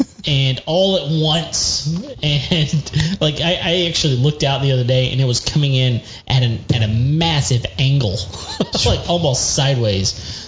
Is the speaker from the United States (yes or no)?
yes; West Texas, United States; now in Houston, United States; Because I grew up in West Texas, and in West Texas, rain is sacred.